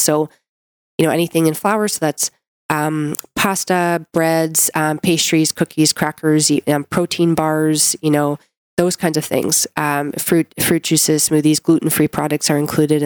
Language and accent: English; Canada; I'm a Canadian medical doctor